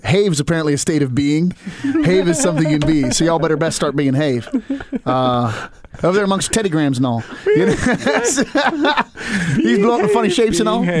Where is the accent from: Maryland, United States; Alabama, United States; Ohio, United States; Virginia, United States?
Maryland, United States; born or raised there; accent: Appalachian; moved away